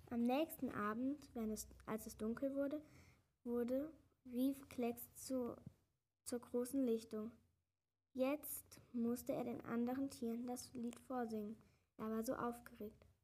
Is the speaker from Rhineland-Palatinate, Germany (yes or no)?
yes; Salmtal, Rhineland-Palatinate, Germany